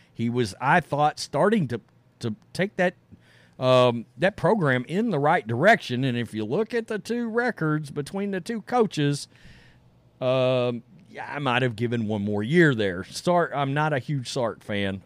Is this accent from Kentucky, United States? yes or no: no; Texas, United States; I'm from Texas